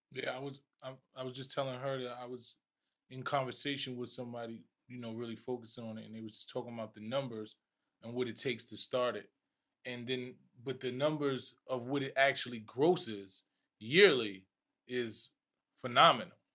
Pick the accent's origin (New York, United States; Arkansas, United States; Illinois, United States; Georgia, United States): New York, United States; New York City; growing up in the Bronx